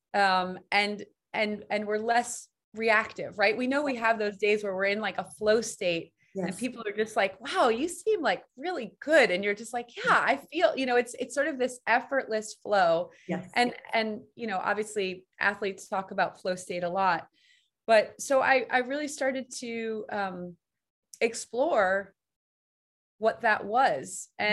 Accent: New York City, New York, United States; I grew up in Manhattan on the 11th floor.

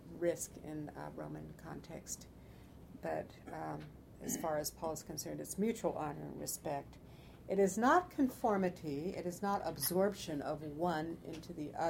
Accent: California, United States; I grew up in California

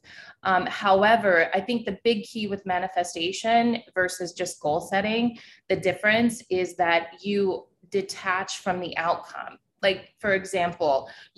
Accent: New York City, New York, United States; I'm a New Yorker

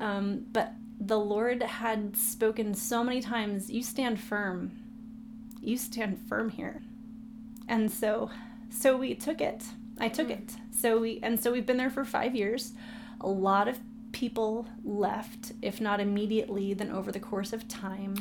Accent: San Diego, California, United States; I was born and raised in San Diego.

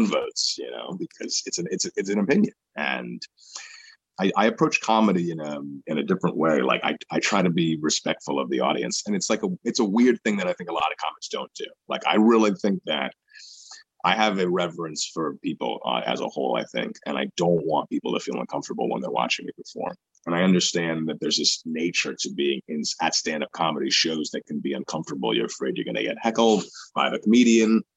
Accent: New York, United States; growing up in New York

